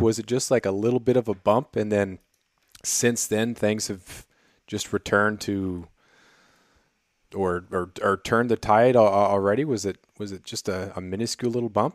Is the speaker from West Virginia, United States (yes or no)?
no; Prince of Wales Island, Alaska, United States; also born or lived in Colorado; I grew up on Prince of Wales Island, which is famous for, for black bear and for, uh, uh, black-tailed deer